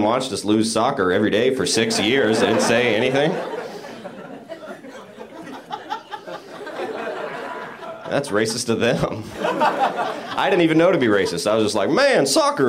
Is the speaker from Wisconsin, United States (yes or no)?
no; Royston, Georgia, United States; I'm originally from Royston, Georgia